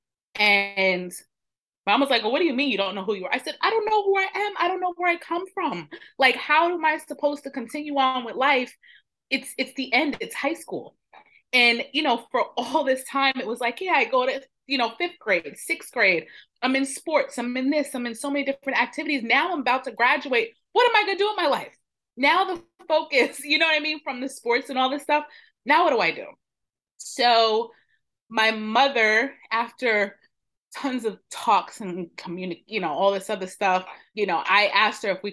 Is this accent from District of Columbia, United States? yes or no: no; New York, United States; now in Maryland, United States; I am originally from New York, born and raised. I am now living in Maryland